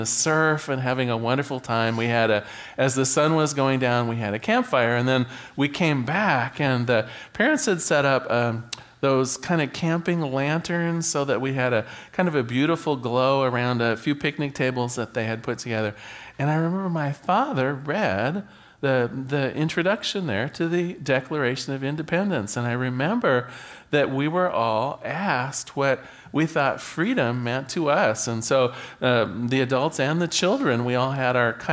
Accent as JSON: {"language": "English", "country": "United States", "said": "right here in my home in America"}